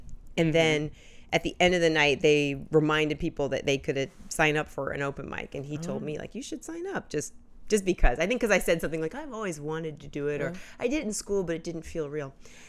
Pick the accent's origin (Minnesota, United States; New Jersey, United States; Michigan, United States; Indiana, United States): Indiana, United States; Indianapolis; moved away as an adult; also born or lived in Washington, D.C.; now in New York, United States; I'm from Indianapolis, Indiana. Oh, okay. And I grew up there, and I moved to New York right after college. So I went to school in D.C. and then came out to New York right after college, and I've been here ever since.